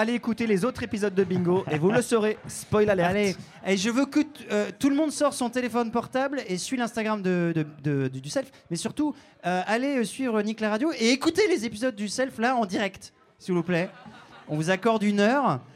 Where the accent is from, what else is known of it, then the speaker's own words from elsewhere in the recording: Saint-Avold, Grand Est, France; Le 57, c'est ma Moselle de cœur. Moi, je suis né à Saint-Avold